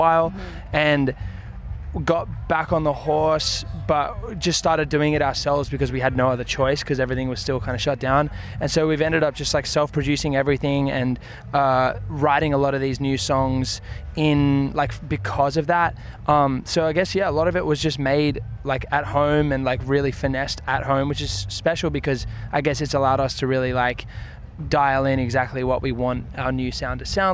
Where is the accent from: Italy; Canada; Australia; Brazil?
Australia; now in Nashville, United States; being Australian, we get the humor